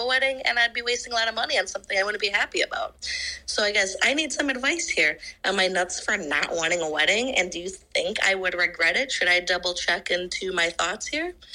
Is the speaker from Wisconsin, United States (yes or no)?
yes; Wisconsin, United States; I am twenty-five, I'm from Wisconsin